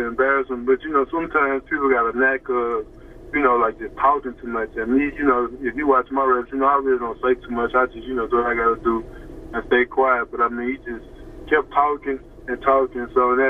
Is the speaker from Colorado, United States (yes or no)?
no; Baton Rouge, Louisiana, United States; also born or lived in Baker, Louisiana; I'm originally from Zion City, but I live in Baker.